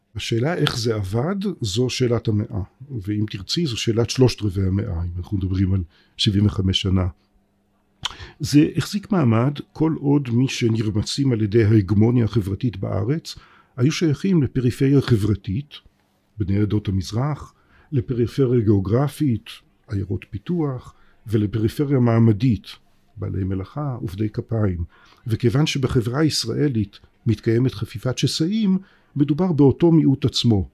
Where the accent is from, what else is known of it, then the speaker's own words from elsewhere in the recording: Israel; אני בתור בן הארץ הזאת